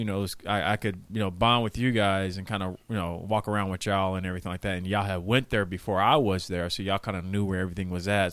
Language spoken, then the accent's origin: English; Edmond, Oklahoma, United States; Edmond would be more of my hometown